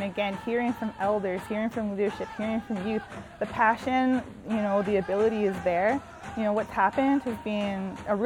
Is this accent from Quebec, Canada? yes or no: no; Edmonton, Alberta, Canada; also born or lived in Sucker Creek First Nation, Alberta; now in Northwest Territories, Canada; I was adopted straight out of my community and raised in a white urban center in the Miskwetchi Waskaigan, also known as Edmonton, Alberta